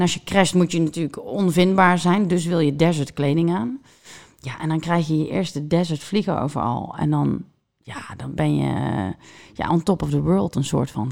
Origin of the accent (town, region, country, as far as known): Netherlands